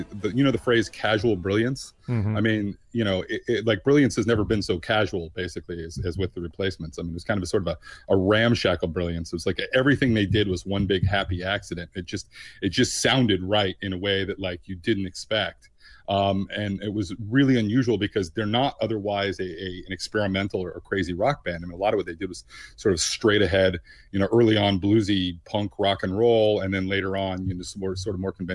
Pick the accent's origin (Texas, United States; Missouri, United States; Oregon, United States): Oregon, United States; Bend; I grew up in Bend, Oregon, 4 hours outside of Portland, Oregon.